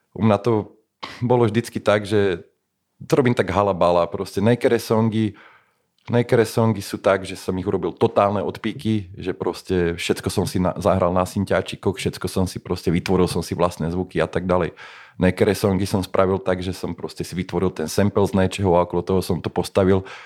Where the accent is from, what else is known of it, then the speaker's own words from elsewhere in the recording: Slovakia; sme Slováci